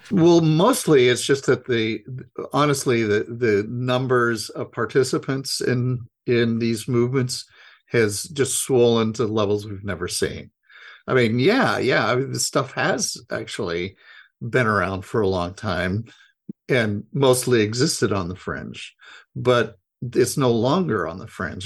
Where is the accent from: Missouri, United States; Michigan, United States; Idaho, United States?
Idaho, United States; I grew up Republican, and I was I'm from Idaho